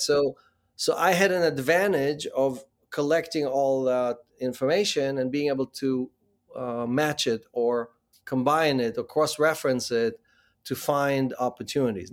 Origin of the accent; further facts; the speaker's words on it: Israel; moved away as an adult; also born or lived in Ukraine; now in New York, United States; Born in the Ukraine, grew up in Israel, and, uh, after the military, uh, came to the U S.